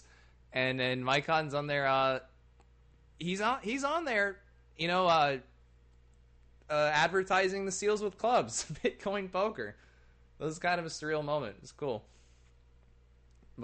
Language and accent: English; United States; I'm an American with British ancestry